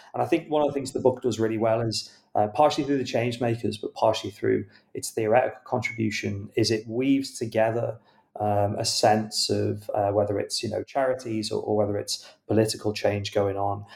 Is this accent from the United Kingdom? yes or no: yes; United Kingdom; as a British reader